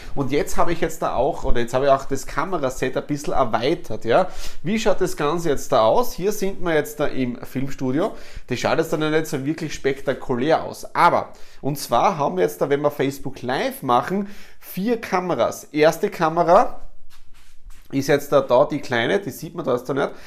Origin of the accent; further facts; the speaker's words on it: Austria; bei uns in Österreich